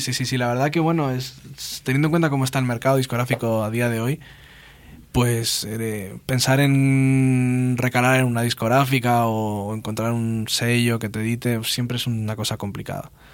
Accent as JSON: {"language": "Spanish", "country": "Spain", "also_born_or_lived": "Leeds, United Kingdom", "first_language": "Spanish", "said": "Yo nunca pensé que un chaval español podía eh, recibí tanto cariño de un público inglés."}